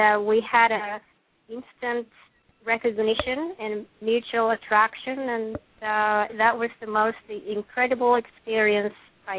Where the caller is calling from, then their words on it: San Francisco, California, United States; from San Francisco.